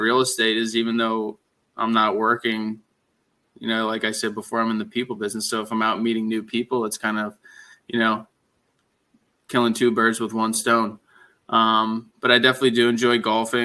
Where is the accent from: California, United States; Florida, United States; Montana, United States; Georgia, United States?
Florida, United States; Cooper City; I was born and raised here in South Florida for probably at least over a decade. I had the pleasure of living locally in Embassy Lakes.